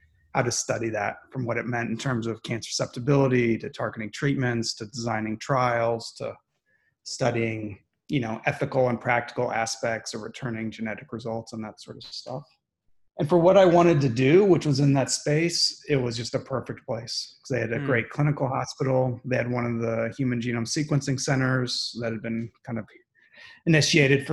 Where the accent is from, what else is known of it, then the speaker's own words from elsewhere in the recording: back home to Columbus, Midwest, United States; moved away as an adult; also born or lived in Baltimore / Washington, District of Columbia, United States; now in Houston, United States; Growing up in the Midwest, training on the East Coast